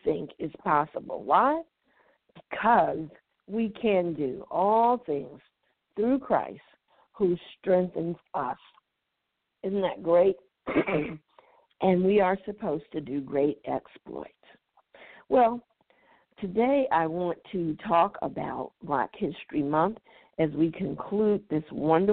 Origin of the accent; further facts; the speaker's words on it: United States; to be born an African American.